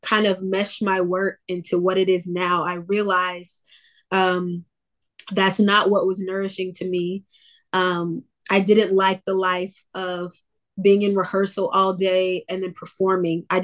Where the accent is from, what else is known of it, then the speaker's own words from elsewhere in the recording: Jacksonville, Florida, United States; moved away as an adult; also born or lived in Georgia; now in Los Angeles, United States; I grew up in Georgia. I moved to Florida when I was around 9 years old